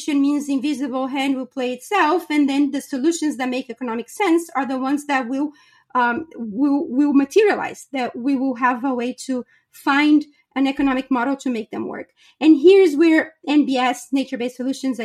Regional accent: Brazil; moved away; I was born and raised in Brazil.

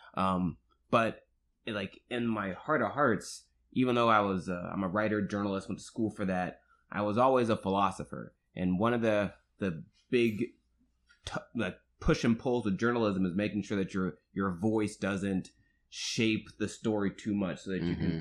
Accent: Marietta, Georgia, United States; I'm from the suburbs of Atlanta, Georgia, Marietta, Georgia.

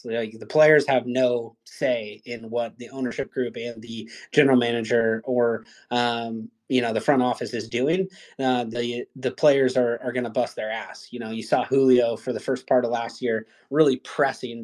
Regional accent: Spokane, Washington, United States; moved away; we're both from Spokane, lifelong Mariners fans.

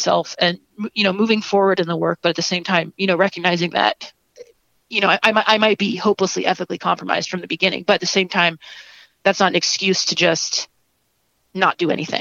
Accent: Ohio, United States; moved away; also born or lived in Chicago; my hometown also, it's a small town in Ohio

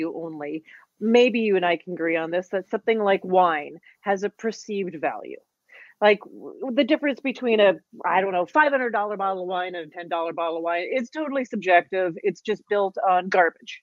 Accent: Canada; I consider myself like probably as a Canadian as well

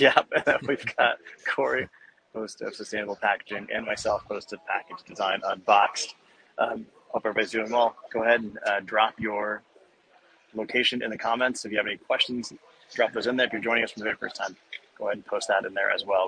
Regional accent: Arizona, United States; I'm from Arizona, so we don't change our clock

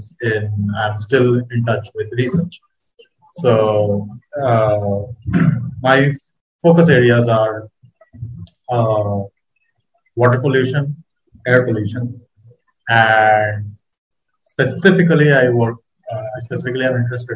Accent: India; from India

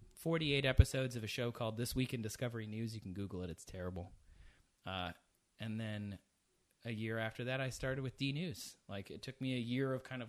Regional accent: Midwest, United States; moved away as an adult; also born or lived in London; I grew up in the Midwest

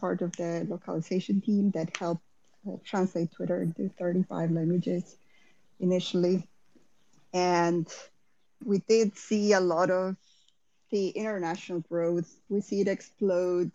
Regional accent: Costa Rica; moved away as an adult; now in San Francisco, United States; I was born and raised in Costa Rica, did a bunch of traveling, and ended up in SF around 2007.

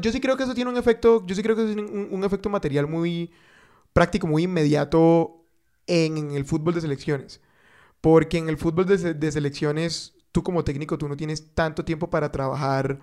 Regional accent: Bogotá, Colombia; los rolos

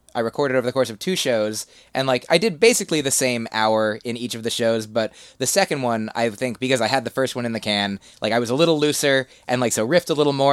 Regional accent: New Jersey, United States; moved away as an adult; also born or lived in Boston; Grew up in New Jersey, uh, then lived there till eighteen

